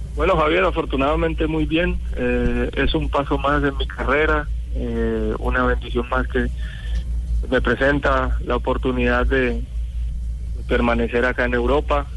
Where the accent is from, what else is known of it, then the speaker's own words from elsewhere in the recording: Colombia; moved away; somos colombianos